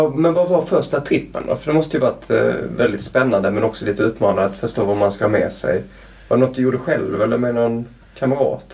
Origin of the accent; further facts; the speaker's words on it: Skåne, Sweden; moved away; also born or lived in Luleå / Canada; jag är uppvuxen i Skåne med det platta stället.